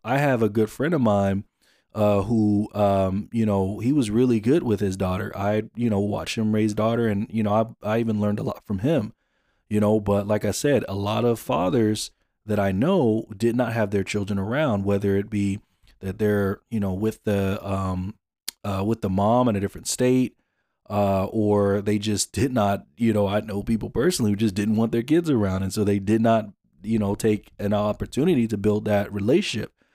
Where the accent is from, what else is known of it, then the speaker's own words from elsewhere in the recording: Jonesboro, Georgia, United States; moved away; also born or lived in Phoenix; I'm born and raised in Atlanta, Jonesboro, Georgia